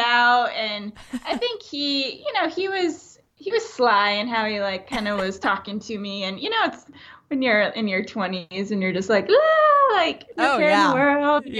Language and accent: English; Iowa, United States; moved away; also born or lived in Indiana; So I grew up in Iowa.